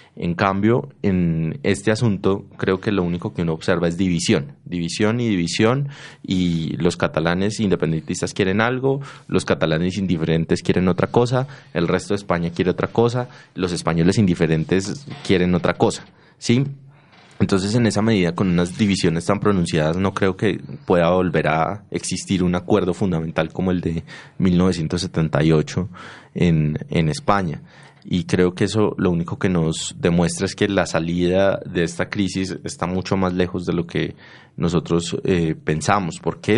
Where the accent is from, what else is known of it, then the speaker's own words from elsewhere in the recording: Antioquia, Colombia; los antioqueños tenemos ciertas diferencias culturales con, qué sé yo, los costeños